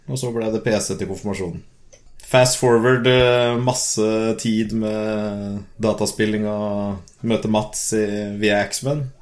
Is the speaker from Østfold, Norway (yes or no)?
yes; Moss, Østfold, Norway; now in Sarpsborg, Norway; Nei, jeg vokste opp i Moss, eh, der jeg egentlig bodde hele livet fram til jeg flytta til Sarpsborg nå